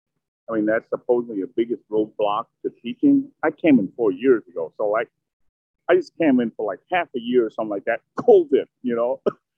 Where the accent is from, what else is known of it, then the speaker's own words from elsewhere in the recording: Minneapolis, Minnesota, United States; also born or lived in Vietnam; Minneapolis, suburb Minneapolis. And I was a Vietnam War refugee when I was a teenager.